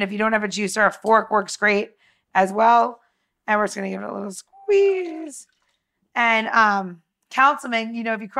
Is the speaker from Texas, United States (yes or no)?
no; New York, United States; moved away; I came from New York.